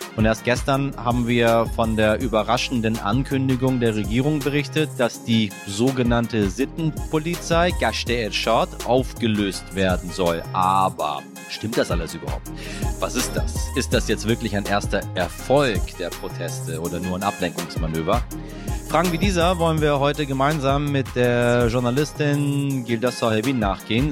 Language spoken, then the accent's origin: German; Iran; in meinem Heimatland, im Iran